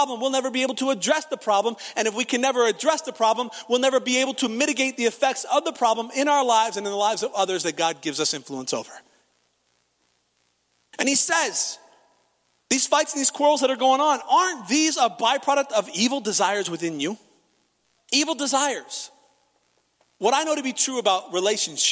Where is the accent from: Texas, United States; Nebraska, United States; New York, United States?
Nebraska, United States; Of course we go to church. We're from Nebraska